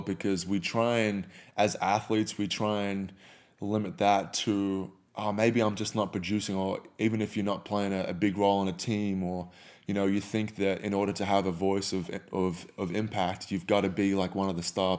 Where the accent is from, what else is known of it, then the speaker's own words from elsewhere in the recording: Australia; I used to cuss like a sailor, you know, growing up in Australia.